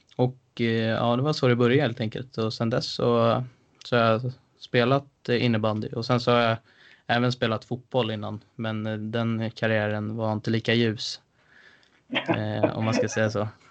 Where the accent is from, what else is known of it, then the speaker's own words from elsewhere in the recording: Stockholm, Stockholm County, Sweden; kommer jag från Älvsjö från början